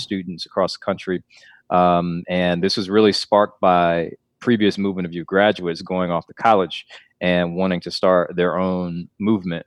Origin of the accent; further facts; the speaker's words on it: Clarkston, Georgia, United States; now in North Carolina, United States; I grew up in Atlanta for a bit, well, actually in, in Clarkston, which is, uh, a little bit outside of Atlanta